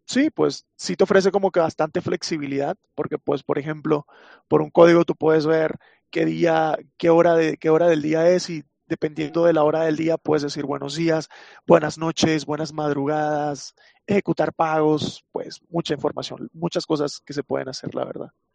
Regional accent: Venezuela; soy de Venezuela

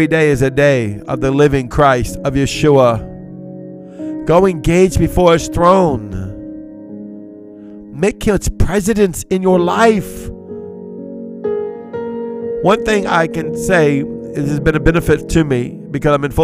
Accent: Cajun, Louisiana, United States; I'm Cajun

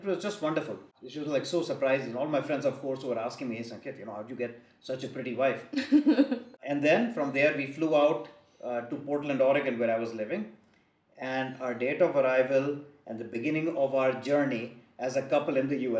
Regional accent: Thailand; I told them that I grew up in Thailand

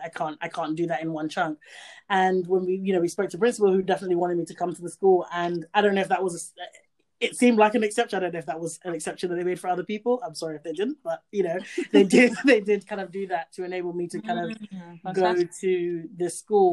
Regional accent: Gambia; I grew up in Gambia

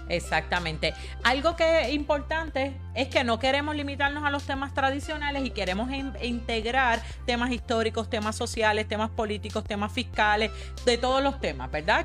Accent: Caguas, Puerto Rico; yo soy de Caguas

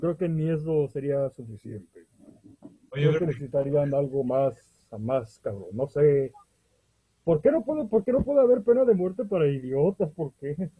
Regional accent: Veracruz, Mexico; somos del estado de Veracruz, en México

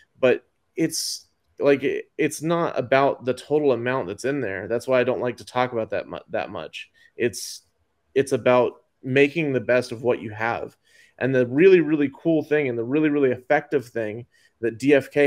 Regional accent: Dallas, Texas, United States; I am from East Dallas

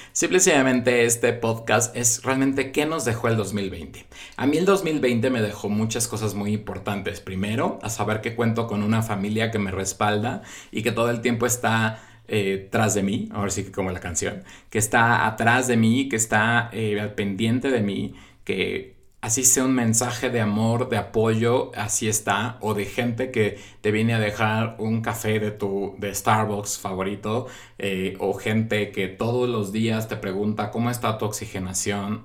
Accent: Mexico; en mi país, en México

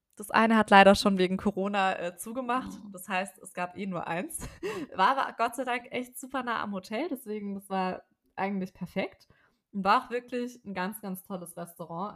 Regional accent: Ludwigsburg, Baden-Württemberg, Germany; moved away; ich komme eben ursprünglich aus der Ecke da von Ludwigsburg

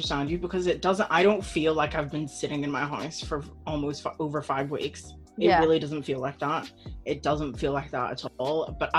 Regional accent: Belfast, Northern Ireland, United Kingdom; So yeah, we're both 22 and we're from Belfast

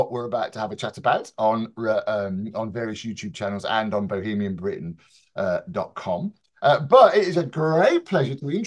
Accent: Birmingham, West Midlands, United Kingdom; I grew up in Birmingham

